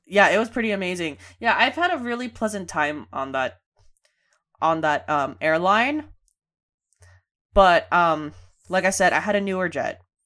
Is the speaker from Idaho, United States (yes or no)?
no; Bay Area, California, United States; born or raised there